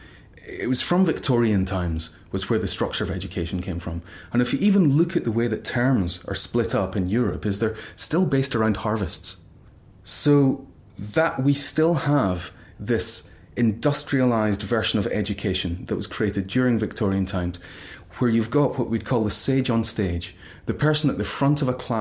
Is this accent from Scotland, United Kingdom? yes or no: yes; Glasgow, Scotland, United Kingdom; moved away; I was brought up in a very middle-class family in Glasgow